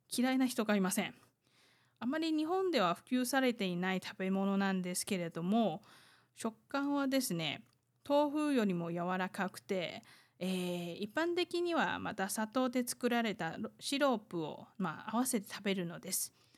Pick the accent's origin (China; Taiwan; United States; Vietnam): Taiwan; 台湾生まれ、台湾育ち